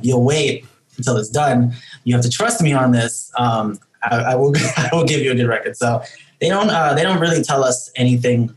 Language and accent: English; New York City, New York, United States; we're all from New York City. Um, we don't all live in New York City right now. Uh